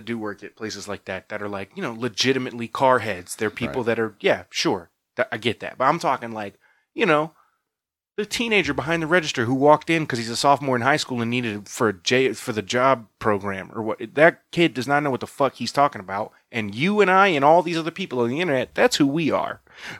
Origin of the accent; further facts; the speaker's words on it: Florida, United States; I'm from Florida.